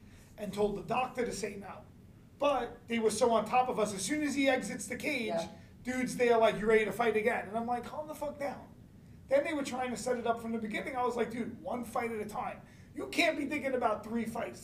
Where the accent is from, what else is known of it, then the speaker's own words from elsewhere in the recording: New York City, New York, United States; I'm from Brooklyn